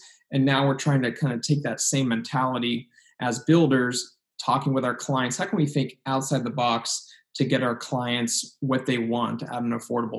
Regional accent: San Luis Obispo, California, United States; Yeah, so, I mean, I grew up here in San Luis Obispo, Central Coast of California, right between LA and San Francisco on the coast.

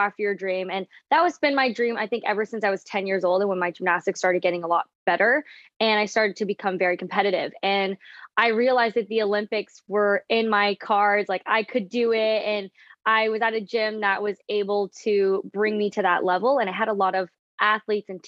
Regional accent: Toronto, Ontario, Canada; moved away as an adult; also born or lived in London, Ontario; Yeah, so I grew up in Toronto, Canada. I was born in Toronto and then I moved to London, Ontario.

